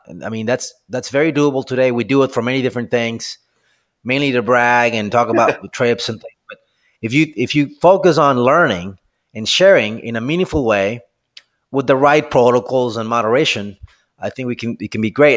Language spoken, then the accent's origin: English; Mexico; moved away as an adult; now in United States; I'm originally from Mexico, and I ended up here in, in the U S